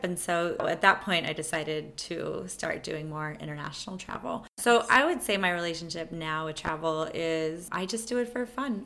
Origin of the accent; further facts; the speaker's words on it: Texas, United States; I had been growing up in Texas